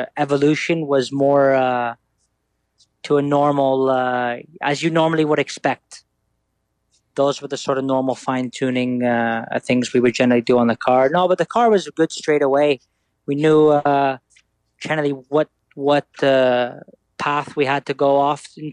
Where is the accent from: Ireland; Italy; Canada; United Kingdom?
Italy; growing up in Italy.